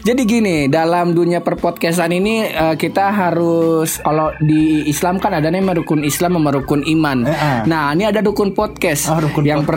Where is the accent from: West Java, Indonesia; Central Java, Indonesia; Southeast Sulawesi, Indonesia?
West Java, Indonesia; Depok; gua asli Depok